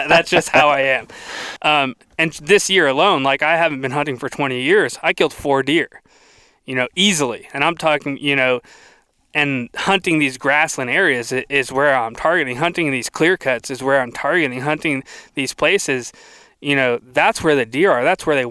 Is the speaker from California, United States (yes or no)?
no; South Florida, United States; moved away as an adult; also born or lived in Iowa; now in Tennessee, United States; I grew up in South Florida, like the swamps